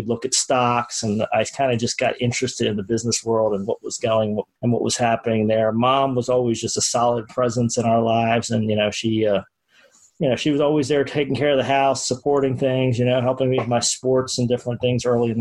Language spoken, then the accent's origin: English; Baltimore, Maryland, United States; moved away as an adult; now in Florida, United States; Grew up in Baltimore, Maryland, so northern suburbs, and did all of my education in the Maryland area, Baltimore area.